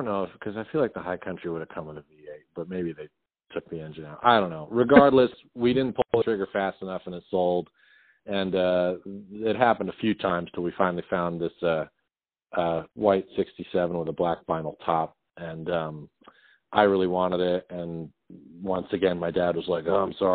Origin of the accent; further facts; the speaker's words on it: Westminster, Colorado, United States; moved away as an adult; now in Los Angeles, United States; I grew up in Westminster, Colorado